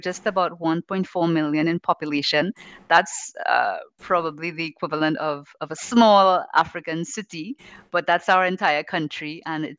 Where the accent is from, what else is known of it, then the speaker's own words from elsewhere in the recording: Trinidad & Tobago; also born or lived in Tobago; I am originally from Trinidad, the Republic of Trinidad and Tobago, but I live in the tiny island of Tobago.